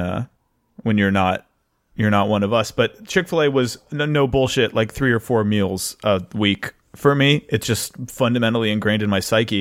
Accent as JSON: {"language": "English", "region": "North Carolina", "country": "United States", "tie": "born or raised there", "said": "as a young man growing up in North Kakalaki, I, I was raised"}